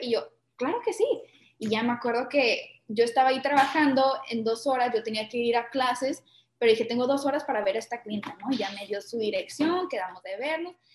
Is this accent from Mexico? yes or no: yes; Tijuana, Baja California, Mexico; yo soy mexicana